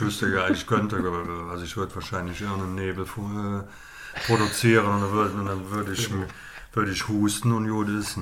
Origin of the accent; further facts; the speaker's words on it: Cologne, North Rhine-Westphalia, Germany; ich bin in Beintal aufgewachsen